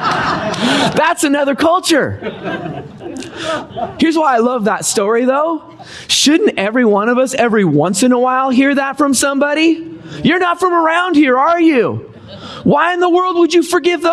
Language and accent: English; Seattle area, Washington, United States; moved away as an adult; also born or lived in Los Angeles, California; Don and I, we grew up in Washington State. Grew in the Seattle area